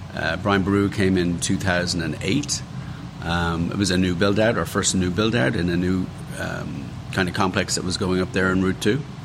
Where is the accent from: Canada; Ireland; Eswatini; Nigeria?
Ireland; Dublin, Leinster; moved away as an adult; also born or lived in London / Washington, D.C.; now in United States; I grew up in Ireland, obviously in Dublin.